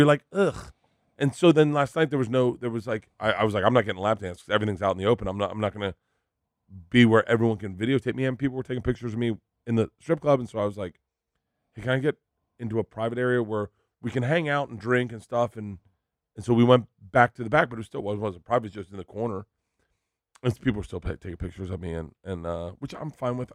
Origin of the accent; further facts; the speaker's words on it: Florida, United States; growing up in Florida